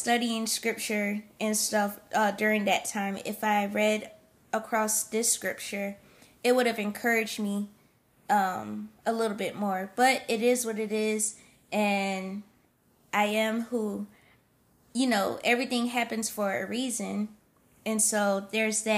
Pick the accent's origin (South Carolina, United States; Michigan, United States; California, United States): South Carolina, United States; moved away; also born or lived in Pennsylvania; Then we moved down to South Carolina to be, to be closer to some of my family on my mom's side